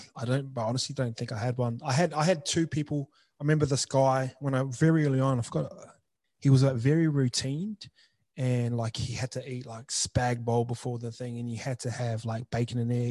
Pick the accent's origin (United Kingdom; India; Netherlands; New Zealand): New Zealand; moved away; I grew up in New Zealand